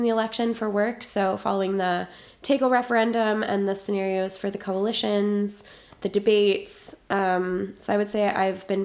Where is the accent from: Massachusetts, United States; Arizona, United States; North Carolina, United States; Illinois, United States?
Massachusetts, United States; Boston; now in Berlin, Germany; I'm 24 years old. I'm from Boston. I've been living in Berlin for 13 months, and before this, I was doing my undergraduate in the States.